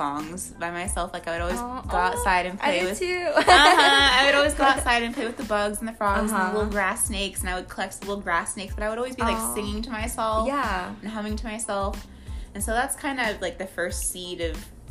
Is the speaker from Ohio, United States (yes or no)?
no; Bedford, Texas, United States; also born or lived in Irving, Texas / Arlington, Texas; I grew up around the HEB, Hirschfields-Bedford area.